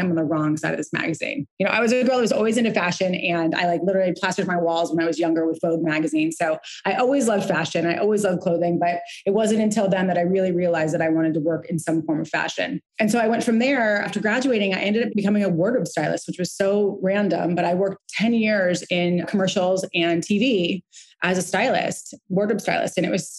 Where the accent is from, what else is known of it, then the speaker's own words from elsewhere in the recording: Santa Barbara, California, United States; So I grew up in Santa Barbara, California in Montecito. My grandfather was a silversmith polo player there.